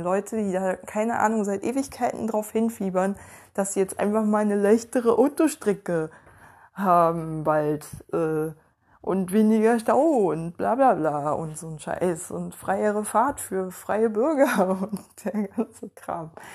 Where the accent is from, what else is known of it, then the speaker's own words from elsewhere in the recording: Ueckermünde, Mecklenburg-Vorpommern, Germany; in meiner Heimatstadt